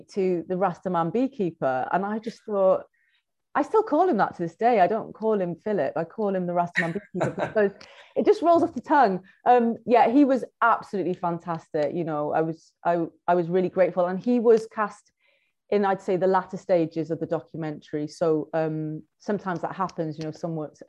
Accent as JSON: {"language": "English", "town": "Cardiff", "region": "Wales", "country": "United Kingdom", "tie": "born or raised there", "said": "because I'm Black and from Wales, specifically from Cardiff, I know a lot of Black people there"}